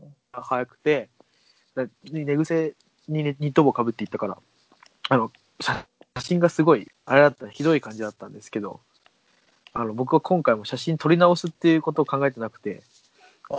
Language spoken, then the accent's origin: Japanese; Saitama, Japan; 僕、埼玉県民